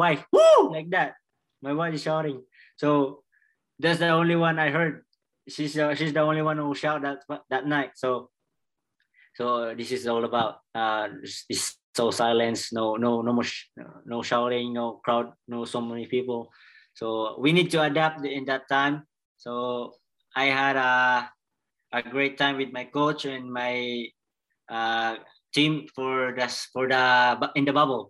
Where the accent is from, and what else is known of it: Philippines